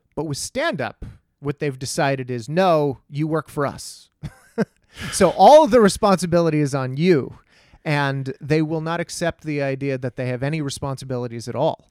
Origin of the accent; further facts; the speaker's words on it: Texas, United States; growing up in Texas